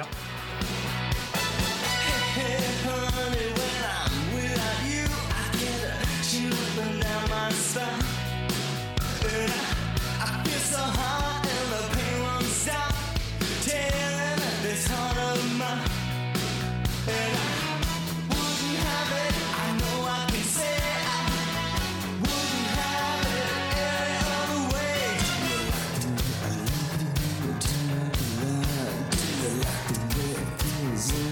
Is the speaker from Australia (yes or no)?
yes; Australia; growing up in Australia